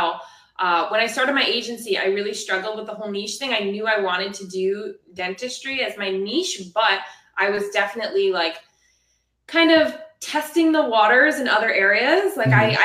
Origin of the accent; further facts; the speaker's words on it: South Florida, United States; I'm from South Florida.